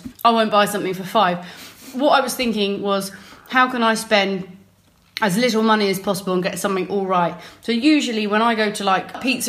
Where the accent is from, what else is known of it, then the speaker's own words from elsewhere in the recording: Surrey, South East England, United Kingdom; moved away; usually when I'm visiting my hometown in Surrey.